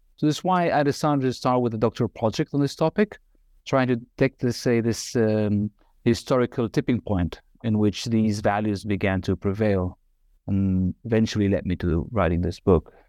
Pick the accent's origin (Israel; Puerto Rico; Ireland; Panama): Israel; Nazareth, Northern District; moved away as an adult; also born or lived in Galilee / Haifa / Tel Aviv; now in Amsterdam, Netherlands; I was born in Galilee, northern Galilee, and uh, was raised in Nazareth and uh, also a little bit in Haifa